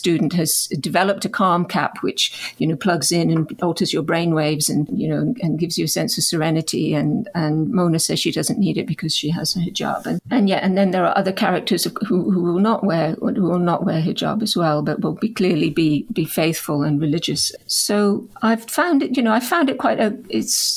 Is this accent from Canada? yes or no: yes; Canada; now in United Kingdom; my own identity as a Canadian, as a British Canadian, growing up as a settler colonial